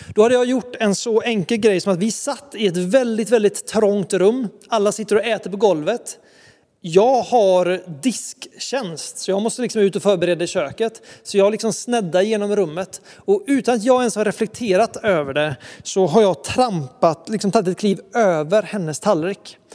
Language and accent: Swedish; Sweden; kommer vi ett gäng ungdomar ifrån Sverige